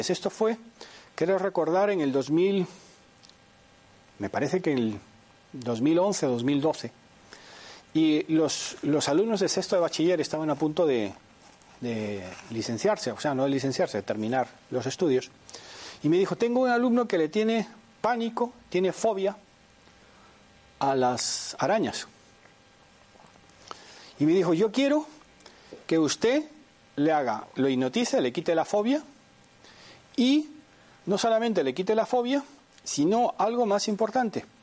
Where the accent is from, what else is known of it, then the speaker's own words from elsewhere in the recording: Spain; now in Panama; Ah, yo vengo de Panamá, aunque soy español, llevo cuarenta y pico años aquí.